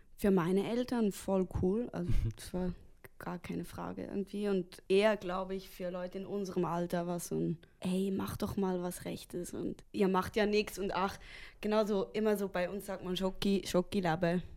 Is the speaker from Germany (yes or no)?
no; Switzerland; wir sind die Schweizer